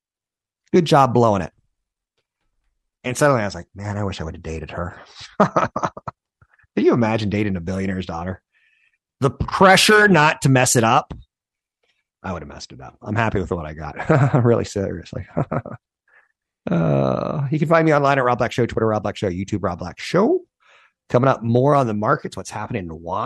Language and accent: English; United States; I am American